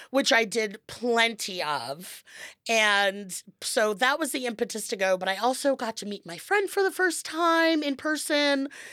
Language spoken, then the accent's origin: English; Los Angeles, California, United States; I, I'm from Los Angeles